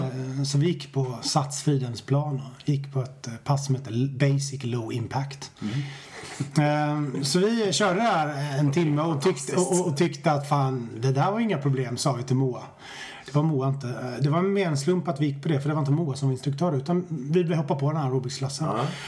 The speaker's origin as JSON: {"language": "Swedish", "town": "Stenungsund", "region": "Västra Götaland", "country": "Sweden", "tie": "born or raised there", "also_born_or_lived": "Japan", "moved": "as an adult", "lives_now": "Stockholm, Sweden", "said": "Jag är född i Stenungsund. Det är viktigt för mig. Mm. Jag har bott i Stockholm i 20 år men jag är född i Stenungsund på västkusten."}